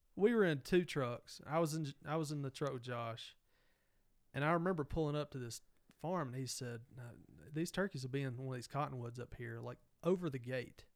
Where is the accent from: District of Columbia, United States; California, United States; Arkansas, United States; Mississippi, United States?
Mississippi, United States; growing up in Mississippi